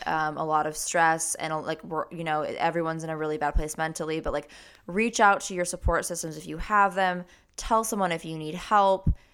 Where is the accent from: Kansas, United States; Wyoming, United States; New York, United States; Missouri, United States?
Wyoming, United States; I'm from Wyoming, Cheney's home state